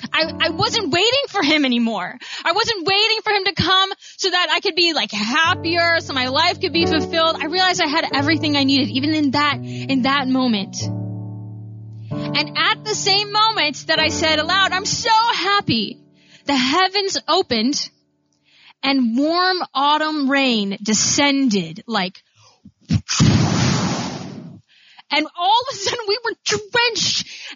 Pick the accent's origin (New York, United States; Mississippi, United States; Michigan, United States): Michigan, United States; Grand Rapids; I started thinking about my good friend David, who I grew up with in Grand Rapids